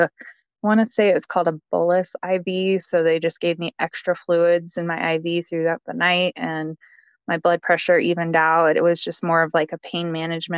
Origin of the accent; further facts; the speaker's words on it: Colorado, United States; I'm from Colorado